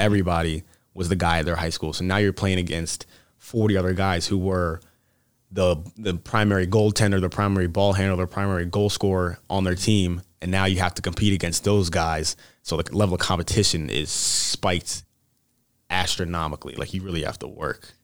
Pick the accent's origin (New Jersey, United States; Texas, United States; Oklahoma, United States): New Jersey, United States; Mount Laurel; moved away as an adult; I'm originally from Mount Laurel, New Jersey, so pretty far away away from here